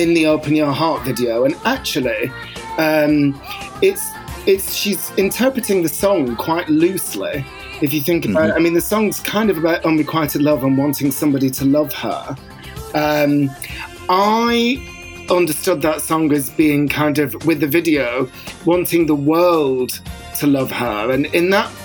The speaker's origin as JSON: {"language": "English", "town": "Bolton", "region": "North West England", "country": "United Kingdom", "tie": "born or raised there", "said": "when I was growing up in Bolton"}